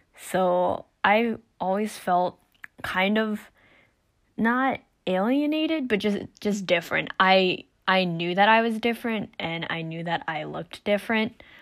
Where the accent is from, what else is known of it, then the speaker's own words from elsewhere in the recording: United States; I'm not Korean, I'm Chinese American